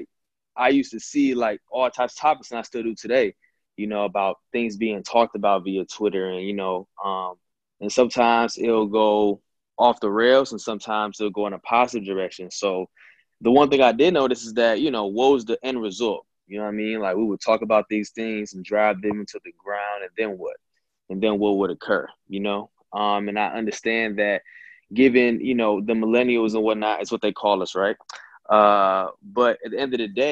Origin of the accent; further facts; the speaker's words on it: Flint, Michigan, United States; I'm from Flint, Michigan